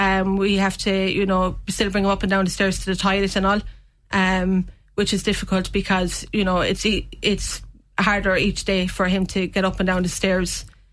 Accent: Castletroy, Munster, Ireland; Castle Triview originally.

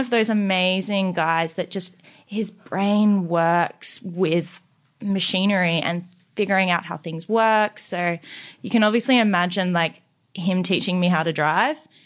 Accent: Brisbane, Queensland, Australia; moved away as an adult; now in Sydney, Australia; I grew up in, it's Mount Crosby

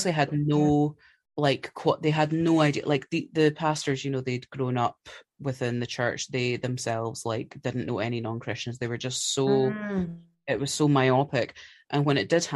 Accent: Scotland, United Kingdom; I'm Scottish.

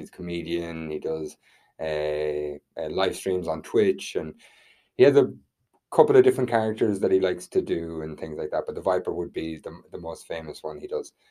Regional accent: Ireland; we're Irish

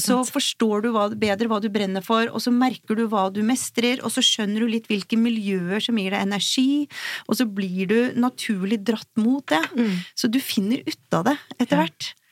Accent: Oslo, Norway; jeg er fra Oslo, og bor her

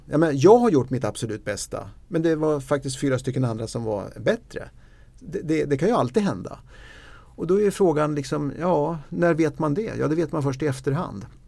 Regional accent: Eskilstuna, Södermanland, Sweden; jag kommer från Eskilstuna

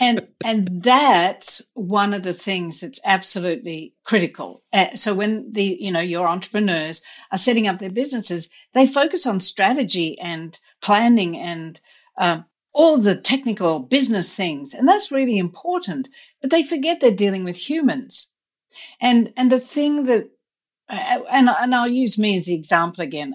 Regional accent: India; also born or lived in Australia / Vermont; now in United States; I grew up in India

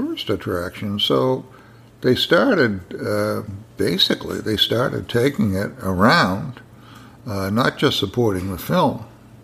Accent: Plymouth, Massachusetts, United States; I grew up just outside Plymouth, Mass

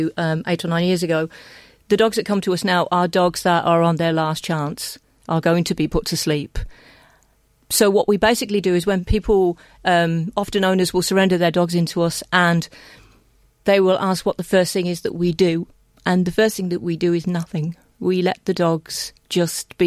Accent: England, United Kingdom; now in Ireland; I'm English

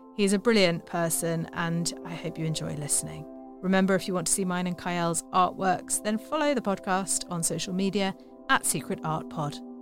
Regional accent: London, United Kingdom; also born or lived in Oxford; grew up in northwest London

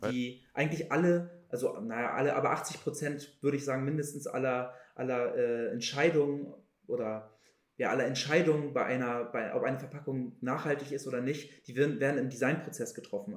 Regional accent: Hamburg, Germany; Ich bin Hamburger Jung. Ich bin nie groß weggekommen, tatsächlich, außer mal für vielleicht auch mal längere Reisen. Aber mein kompletter Werdegang ist eigentlich in Hamburg.

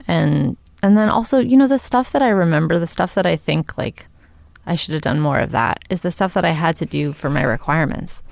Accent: Los Angeles, California, United States; I grew up in Venice Beach

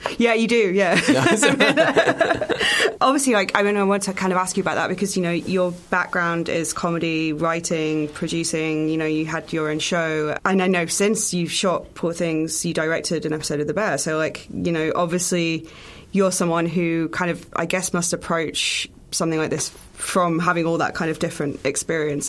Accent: United Kingdom; as a British person

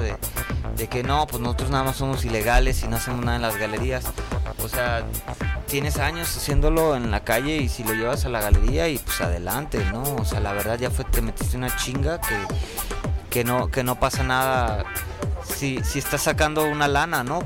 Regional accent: Tijuana, Baja California, Mexico; moved away as an adult; now in Mexico City, Mexico; yo soy de Tijuana eh, y, orgullosamente de allá tengo cuatro años y medio aquí, casi cinco

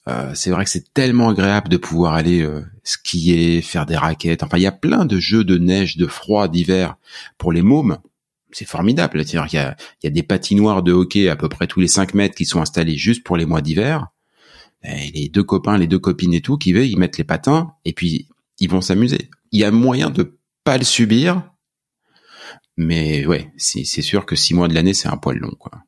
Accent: France; accent: French; now in Canada; mon accent français

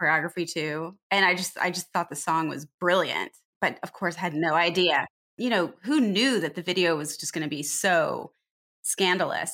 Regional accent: Riverside, California, United States; also born or lived in Pomona, California; now in Los Angeles, United States; I grew up in Pomona and Riverside.

